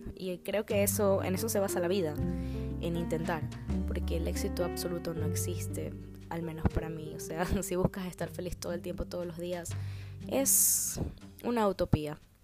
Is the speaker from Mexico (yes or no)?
no; Guayaquil, Guayas, Ecuador; now in Chicago, United States; resido actualmente en la ciudad de Chicago, en Estados Unidos, pero soy originaria de Guayaquil, Ecuador